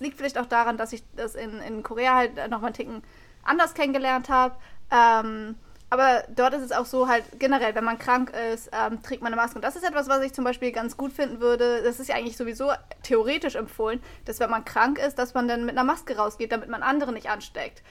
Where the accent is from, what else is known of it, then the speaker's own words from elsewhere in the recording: Germany; bei uns in Deutschland